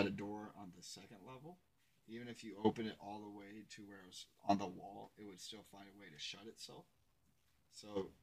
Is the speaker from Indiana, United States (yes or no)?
yes; south-central Indiana, United States; I grew up on Main Street in my hometown in 2000, right? South of Middle Indiana.